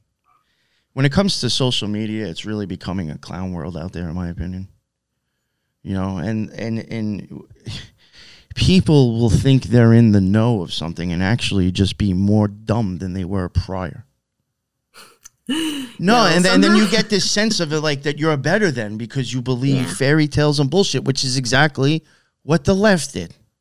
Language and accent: English; Long Island, New York, United States; I'm from Long Island